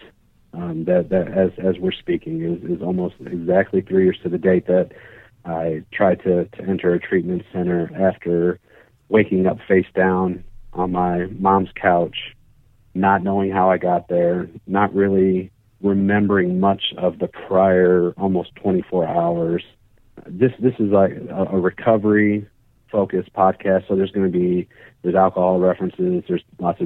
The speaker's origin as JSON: {"language": "English", "town": "Indianapolis", "region": "Indiana", "country": "United States", "said": "I am from the Indianapolis, Indiana area. I live in a suburb just north of Indianapolis"}